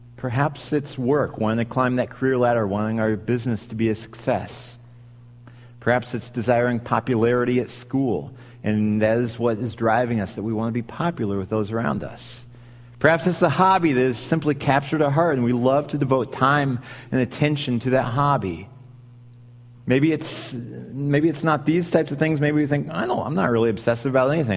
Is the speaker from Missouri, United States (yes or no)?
yes; Missouri, United States; moved away as an adult; now in Wisconsin, United States; I grew up in Missouri, and so I didn't grow up around Packers mania, but I had recently moved to Wisconsin at that point